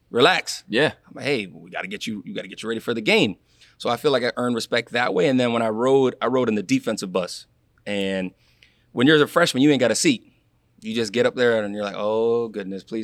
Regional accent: Palm Beach Gardens, Florida, United States; i grew up in palm beach gardens and i tell people it's really it was like white black mexican that's what really what we had in palm beach growing up

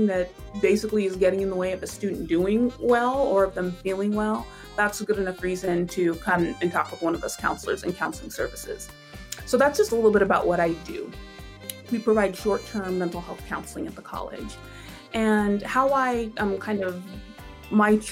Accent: Tacoma, Washington, United States; moved away as an adult; also born or lived in Pittsburgh; I'm from Tacoma, so it was kind of like coming back home

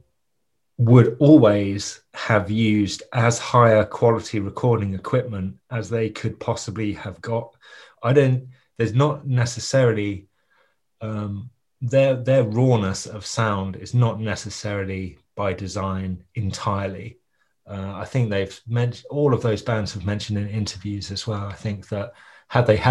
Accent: Ipswich, East of England, United Kingdom; I'm from Ipswich, and I was a teenager in the 90s.

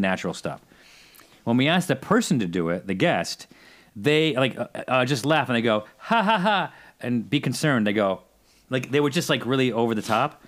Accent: Syracuse, New York, United States; moved away; I'm from Syracuse. And so my, my mom still lives there

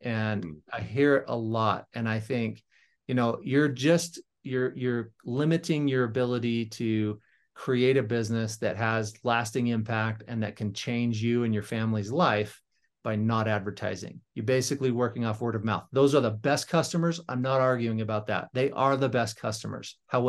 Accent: Las Vegas, Nevada, United States; now in North Ogden, United States; I'm originally from Las Vegas, Nevada. I live in northern Utah now, in a little town called North Ogden.

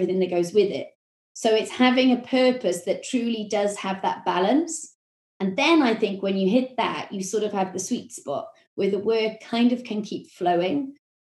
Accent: Wales, United Kingdom; accent: Welsh; my Welsh accent

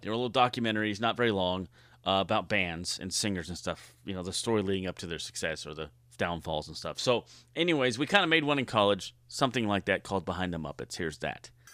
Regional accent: Southern California, United States; growing up in Southern California.

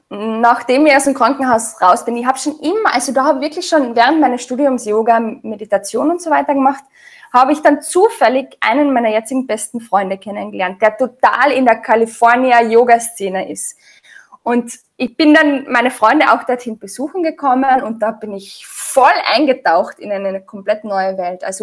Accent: Austria; also ich bin ganz normal in Österreich aufgewachsen, habe mich ganz normal ernährt

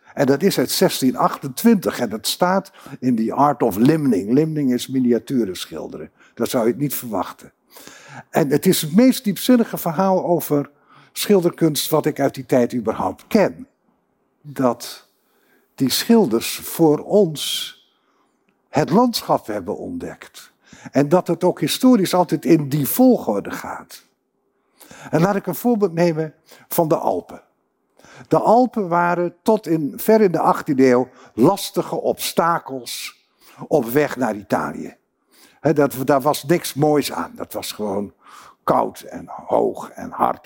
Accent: Groningen, Netherlands

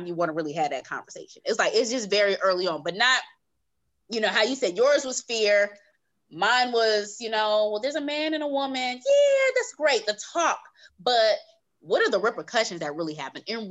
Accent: California, United States; I'm from California, and I came out to Atlanta on a college tour

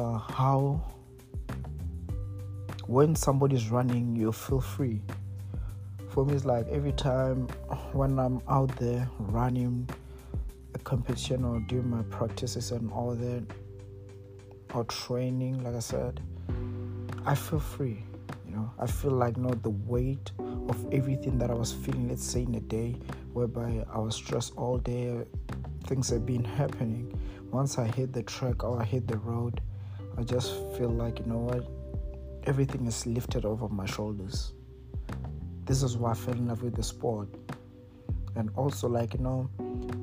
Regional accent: Mokopane, Limpopo, South Africa; moved away as an adult; now in United States; like I said, I'm from Mokopane, but I'm currently residing in the United States.

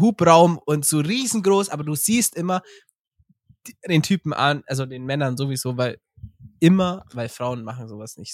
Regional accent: Bavaria, Germany; bei uns in Bayern

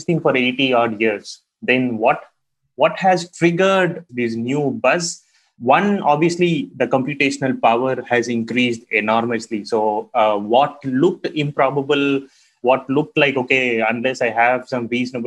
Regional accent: India; growing up in India

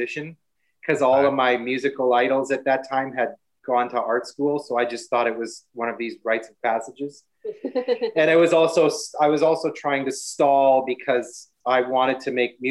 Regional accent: Regina, Saskatchewan, Canada; moved away; also born or lived in Vancouver / Montreal; I'm from the prairies

